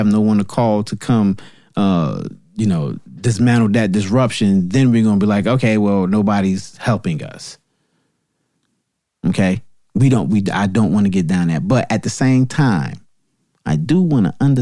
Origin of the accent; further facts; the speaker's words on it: New Jersey, United States; New Jersey, my home state